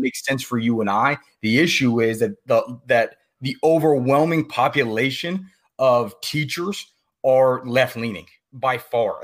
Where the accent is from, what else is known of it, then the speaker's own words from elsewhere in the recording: Virginia, United States; moved away; I grew up in Virginia. That's where I'm originally from. You know, I no longer live there